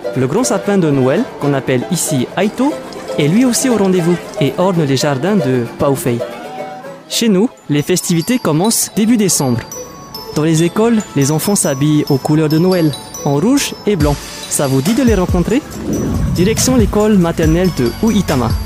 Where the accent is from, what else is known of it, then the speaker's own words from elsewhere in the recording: French Polynesia; chez moi à Tahiti